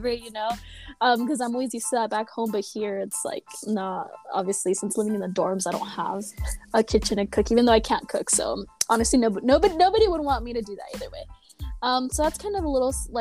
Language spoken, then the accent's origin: English; Santa Barbara, California, United States; I'm from Santa Barbara, which is a totally, like, beach town